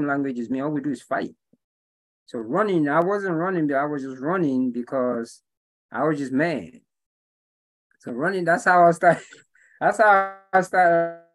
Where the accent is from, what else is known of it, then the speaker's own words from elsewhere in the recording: England, United Kingdom; now in Atlanta, United States; I was born and raised in England, you know, and my people are from Nigeria, West Africa.